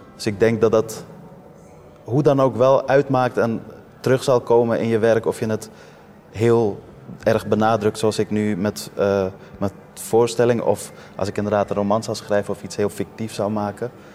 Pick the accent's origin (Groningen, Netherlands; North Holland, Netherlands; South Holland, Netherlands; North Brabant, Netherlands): North Holland, Netherlands; Amsterdam; also born or lived in Afghanistan; ik ben geboren in Afghanistan. Maar als je me vraagt waar ik vandaan kom, zeg ik Amsterdam Noord. Eh, ik ben hier opgegroeid